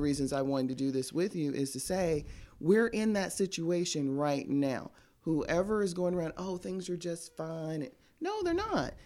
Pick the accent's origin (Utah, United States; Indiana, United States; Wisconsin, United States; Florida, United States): Florida, United States; Tampa; now in Birmingham, United States; I'm from Tampa, Cigar City